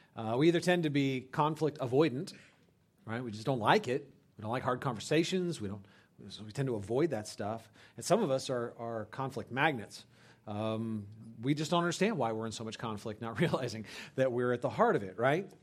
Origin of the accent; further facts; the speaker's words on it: California, United States; moved away as an adult; I grew up in California